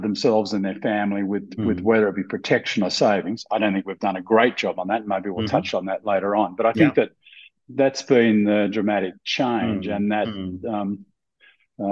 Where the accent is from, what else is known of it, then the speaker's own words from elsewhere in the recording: Australia; moved away as an adult; also born or lived in Sydney, Australia; I'm Australian by birth, global by choice, and blessed by fate. Mm-hmm. I'm an Australian who hasn't lived in Australia for almost 30 years now